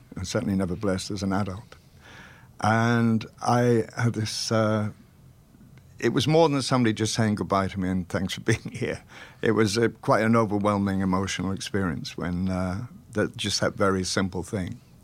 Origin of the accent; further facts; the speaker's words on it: Welsh, Wales, United Kingdom; We're both Welsh